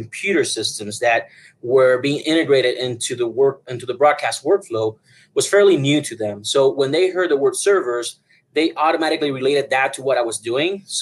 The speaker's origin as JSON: {"language": "English", "country": "Puerto Rico", "moved": "yes", "lives_now": "Denver, United States", "said": "originally I'm from Puerto Rico"}